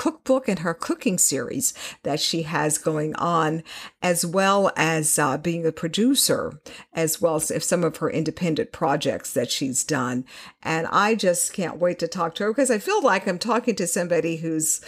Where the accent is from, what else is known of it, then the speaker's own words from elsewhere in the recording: Houston, Texas, United States; I grew up in Houston